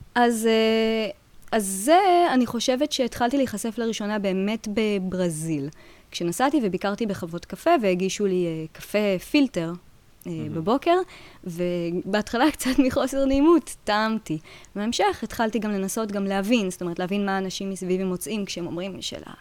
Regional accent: Tel Aviv, Tel Aviv District, Israel; moved away as an adult; also born or lived in Jerusalem; now in Paris, France; אני במקור תל אביבית

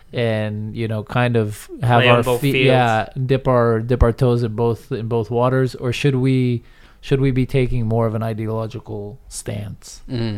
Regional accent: United States; moved away as an adult; now in Israel; I'm still American by citizenship, but you know, as former person who grew up in the States and lives in the States, and with that American identity in me

